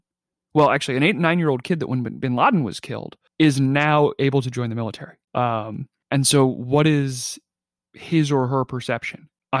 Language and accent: English; Australia; And clearly, you know, being an Aussie, like that's baked into your national identity, is that experience.